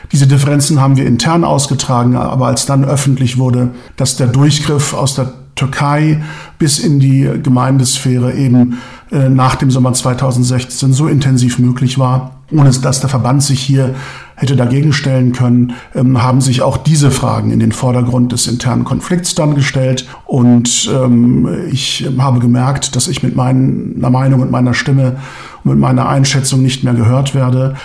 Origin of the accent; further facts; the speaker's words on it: Germany; first language Turkish; German is a second language; ich bin hier geboren und aufgewachsen, aber ich spreche immer noch gerne Türkisch. Ich lese gerne türkische Lyrik. Das ist meine Muttersprache